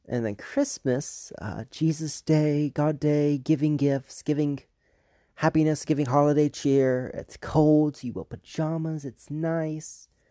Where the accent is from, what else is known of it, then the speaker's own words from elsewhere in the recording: the South, United States; I was raised in the South